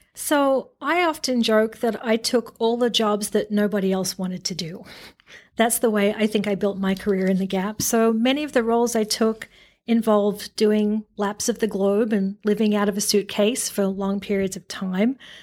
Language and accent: English; Australia; now in United States; the Aussie in me